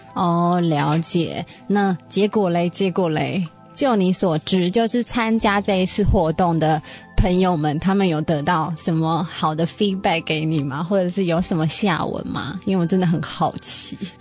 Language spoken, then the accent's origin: Chinese; Taiwan; 我们台湾人都会说三高的男生